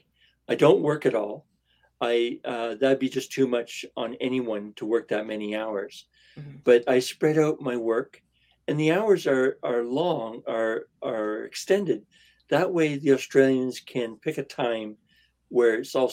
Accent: Brampton, Ontario, Canada; moved away as an adult; now in Emsdale, Canada; I was from Brampton. I'm now living in Emsdale, which is north of Huntsville.

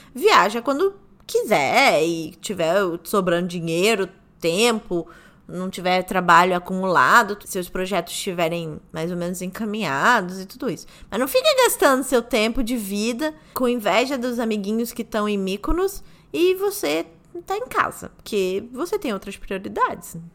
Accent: Brazil; Sou brasileira

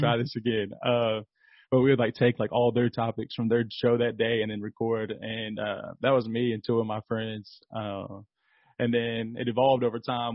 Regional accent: Kentucky, United States; I'm from Kentucky

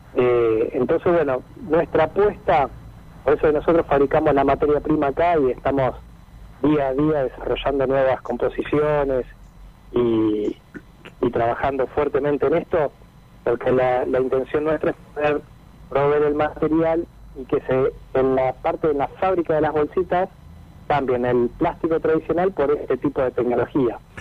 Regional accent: Mar del Plata, Buenos Aires Province, Argentina; also born or lived in Otamendi; Nosotros somos de Mar del Plata, nacido en Atamendi

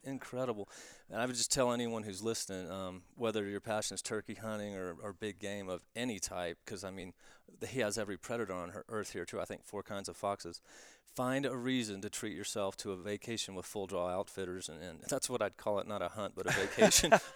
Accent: Florida, United States; moved away; I'm from Florida originally, and I have that, that accent that will creep back

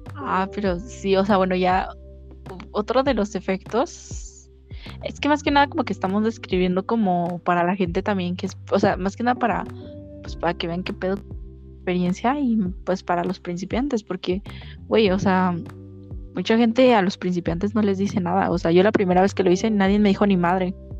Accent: Mexico City, Mexico; accent: chilango; pinche shilanga la bestia. a ver, voy a tratar, es que ah, se me sale el acento

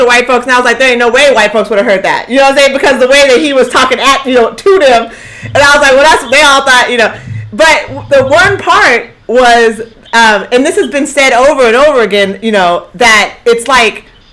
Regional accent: Eugene, Oregon, United States; moved away; also born or lived in Houston; Ain't nowhere in my little life in Eugene did I have 15% of black people around me.

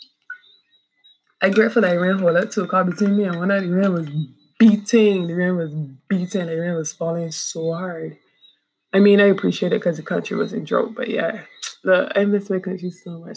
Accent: Barbados; also born or lived in Trinidad; I'm from Barbados and I'm home

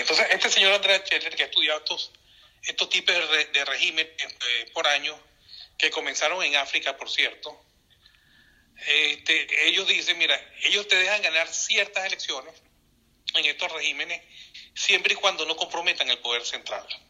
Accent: Venezuela; todos los venezolanos

